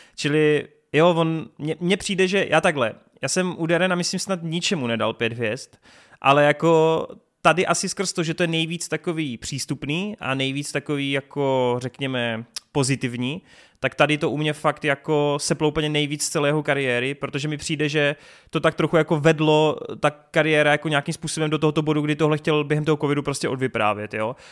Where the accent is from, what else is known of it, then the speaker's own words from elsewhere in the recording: Brno, South Moravian Region, Czechia; u nás v Brně